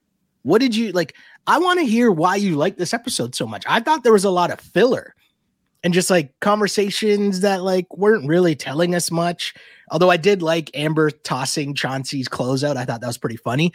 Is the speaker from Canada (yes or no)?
yes; Toronto, Ontario, Canada; we're from Toronto.